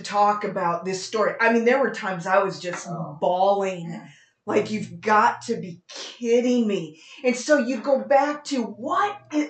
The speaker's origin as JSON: {"language": "English", "town": "Las Vegas", "region": "Nevada", "country": "United States", "said": "We're from Las Vegas"}